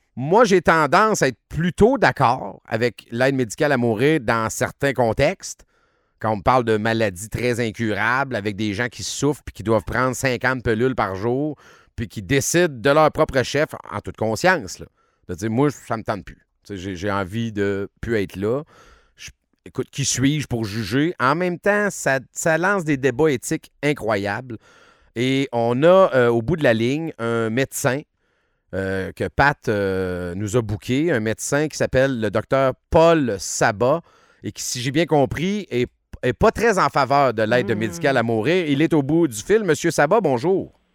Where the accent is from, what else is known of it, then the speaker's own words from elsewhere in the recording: Quebec, Canada; chez nous au Québec.